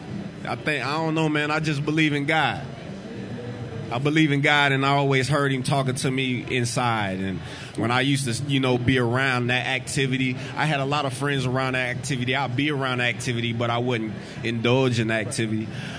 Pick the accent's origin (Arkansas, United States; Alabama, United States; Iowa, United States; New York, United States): Iowa, United States; Des Moines; Yeah, I'm from Des Moines, Iowa.